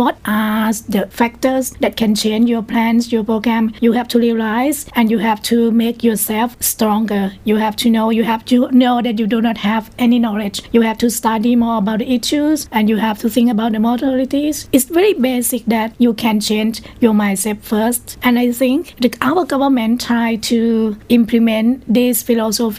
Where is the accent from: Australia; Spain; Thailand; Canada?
Thailand; Prachinburi; I'm from Prachinburi.